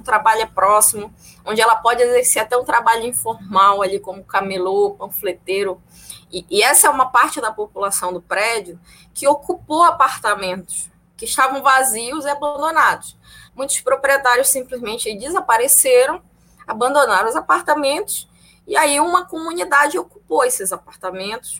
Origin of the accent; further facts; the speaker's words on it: Belém, Pará, Brazil; now in Niterói, Brazil; eu sou natural de Belém do Pará, mas moro em Niterói desde 2014